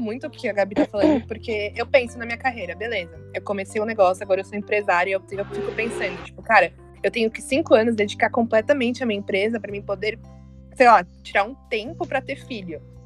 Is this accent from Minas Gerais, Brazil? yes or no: no; Atibaia, São Paulo, Brazil; eu nasci em São Paulo, mas eu fui morar em Atibaia